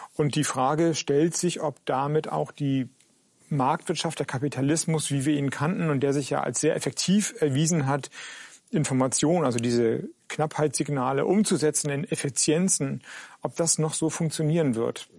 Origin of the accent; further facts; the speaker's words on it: Schleswig-Holstein, Germany; moved away; in Schleswig-Holstein, in meinem alten Heimatland